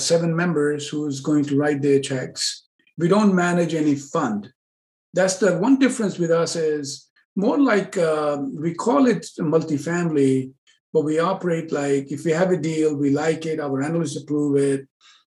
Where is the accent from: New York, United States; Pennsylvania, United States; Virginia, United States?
New York, United States; New York City; now in California, United States; originally I'm from Manhattan, New York